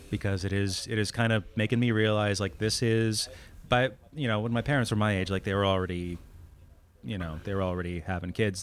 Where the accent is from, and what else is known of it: New England, United States; born or raised there; moved away as an adult